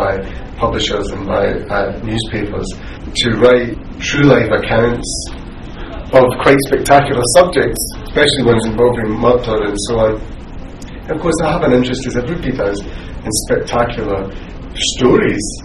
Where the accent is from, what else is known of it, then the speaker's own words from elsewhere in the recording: Scotland, United Kingdom; as a Scot